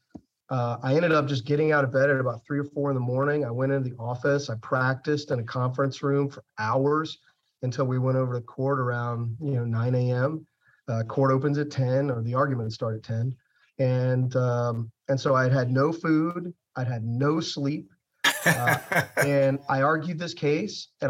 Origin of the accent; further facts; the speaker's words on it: Roswell, Georgia, United States; also born or lived in Snellville, Georgia; I was born in Snellville, grew up in Roswell, went to public schools